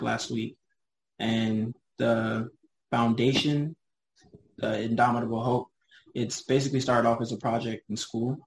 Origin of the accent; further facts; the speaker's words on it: Cameroon; we're all Cameroonian. We're from Cameroon.